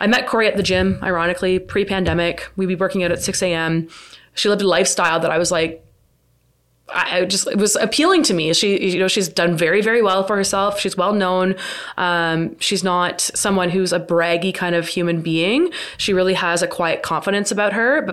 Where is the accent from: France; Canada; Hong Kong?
Canada; Mississauga, Ontario; I grew up in South Mississauga